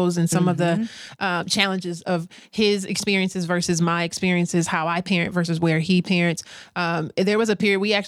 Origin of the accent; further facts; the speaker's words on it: Michigan, United States; moved away as an adult; all my family's in Michigan. I'm from Michigan. So everybody's back in Michigan